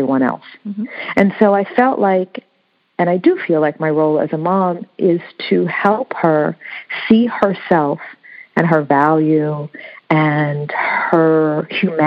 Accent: United States; first language English; I'm American, but when I, here I'm a Black American

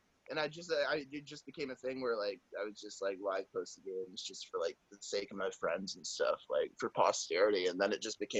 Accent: New England, United States; now in North Carolina, United States; But I grew up in New England

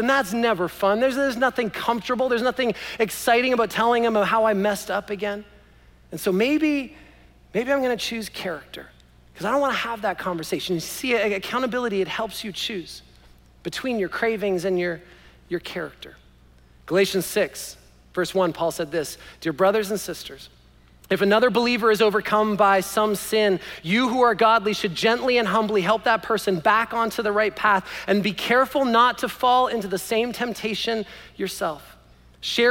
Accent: Canada; I was born in Canada

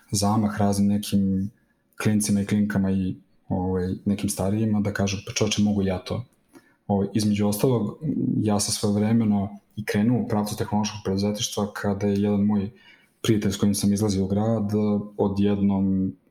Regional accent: Serbia; kod nas u Srbiji

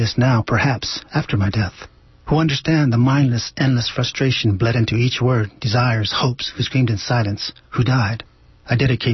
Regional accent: Merced, California, United States; I was from Merced

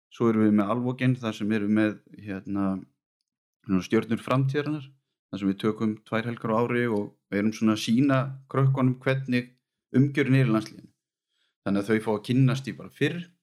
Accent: Vestmannaeyjar, Southern Region, Iceland; now in Garðabær, Iceland; kem frá Væsmannum og fóreldra mínir og, og bróðir búa þar þannig að ég líti alltaf á mig bara sem eigamann

